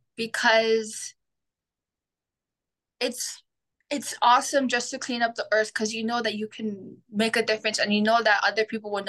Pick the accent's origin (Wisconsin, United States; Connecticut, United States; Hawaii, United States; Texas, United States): Hawaii, United States; Big Island of; I'm from the Big Island of Hawaii